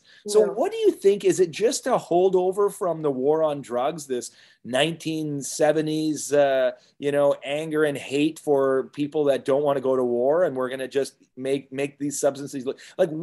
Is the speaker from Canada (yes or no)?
yes; Canada; as Canadians